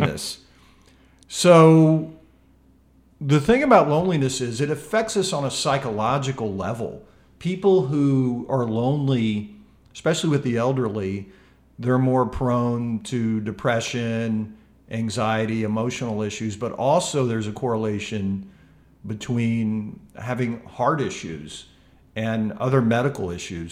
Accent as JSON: {"language": "English", "town": "Memphis", "region": "Tennessee", "country": "United States", "tie": "born or raised there", "said": "I love this city. I love the people of my hometown here"}